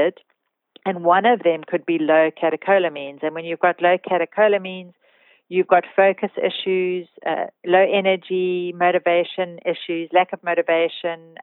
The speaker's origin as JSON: {"language": "English", "country": "South Africa", "said": "being a South African."}